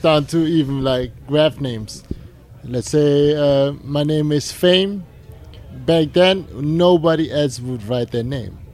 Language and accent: English; Germany; now in New York, United States; we're from Germany.